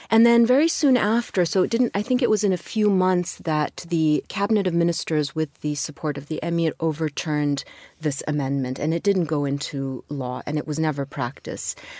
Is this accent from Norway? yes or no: no; Kuwait; moved away as an adult; also born or lived in London / Edinburgh / St. Louis, United States; I was born in Kuwait, but I was really just a few months old when my parents moved to London, Edinburgh for a very short time, and then to Saint Louis. And I was there till I was six. and then moved back to Kuwait with my parents